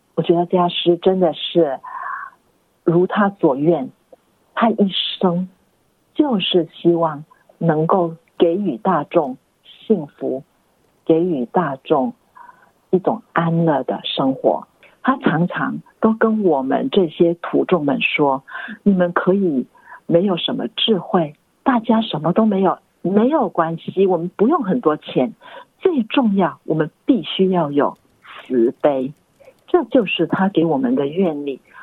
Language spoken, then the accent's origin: Chinese; Singapore; now in Australia; 我出生于新加坡